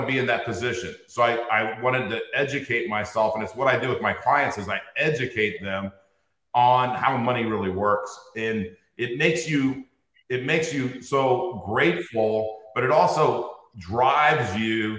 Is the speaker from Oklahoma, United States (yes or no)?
no; Inglewood, California, United States; I grew up in Inglewood, California.